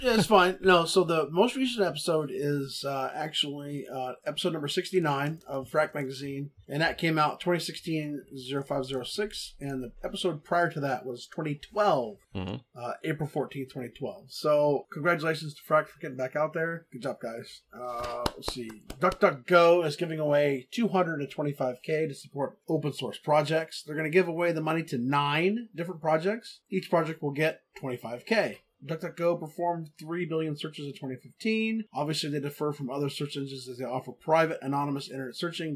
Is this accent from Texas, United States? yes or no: yes; Texas, United States; I'm from Texas